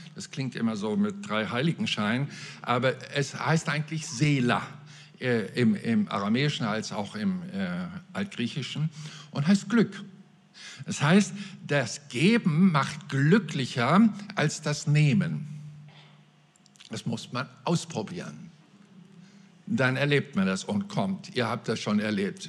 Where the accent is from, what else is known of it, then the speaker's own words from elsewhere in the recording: Mecklenburg-Vorpommern, Germany; bei uns in Mecklenburg-Vorpommern